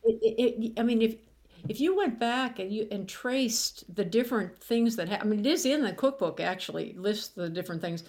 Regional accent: Pittsburgh, Pennsylvania, United States; moved away; my hometown of Pittsburgh

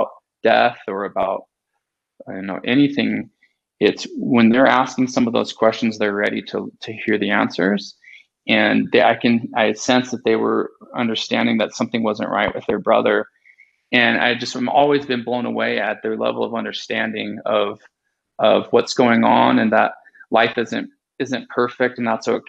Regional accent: California, United States; I grew up in California and lived at the beach

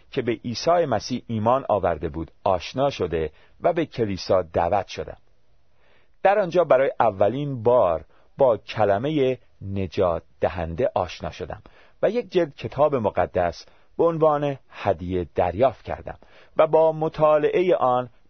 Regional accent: Tehran, Tehran Province, Iran; born there; من در یک خانواده مسلمان و در یکی از محلات شلوغ و قدیمی در تهران به دنیا آمدم

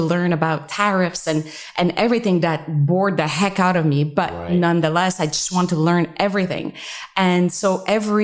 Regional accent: Montreal, Quebec, Canada; moved away; I'm originally from Canada. I'm French Canadian, from Montreal, and my upbringing

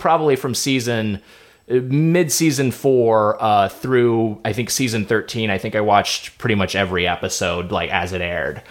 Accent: Lakewood, California, United States; my hometown was Lakewood, California, which is right by uh, right next to Long Beach

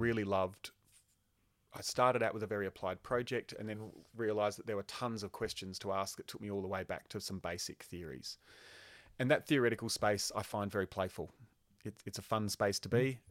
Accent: Queensland, Australia; I grew up in Queensland

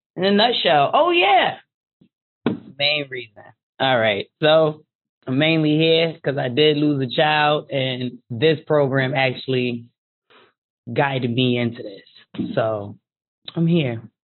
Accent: Hartford, Connecticut, United States; 34, born and raised in Hartford.

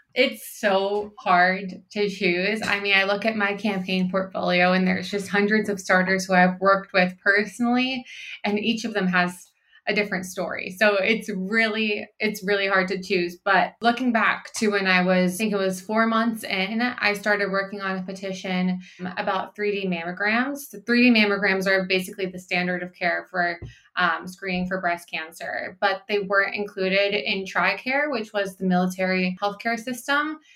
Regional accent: Pennsylvania, United States; now in California, United States; my home state of Pennsylvania

